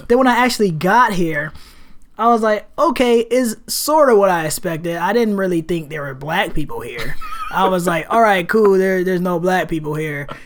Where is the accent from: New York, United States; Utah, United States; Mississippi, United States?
New York, United States; Rochester; moved away as an adult; now in Portland, United States; I am from Rochester, New York